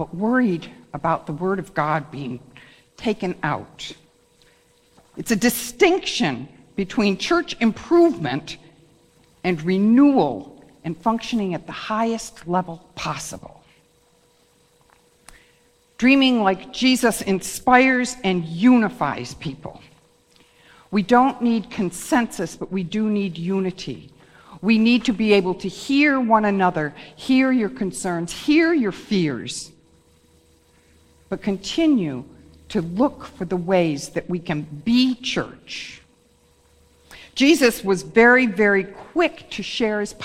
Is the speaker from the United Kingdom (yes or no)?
yes; Wales, United Kingdom; I'm a Welsh person.